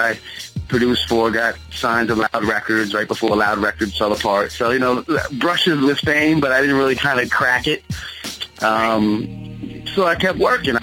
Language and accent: English; Long Island, New York, United States; also born or lived in East Orange, New Jersey; I'm a Long Island boy